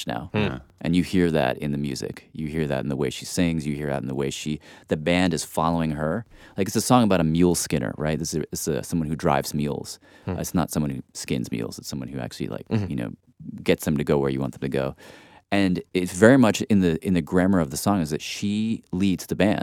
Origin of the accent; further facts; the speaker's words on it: Nashville, Tennessee, United States; I grew up in Nashville, which is Dolly's world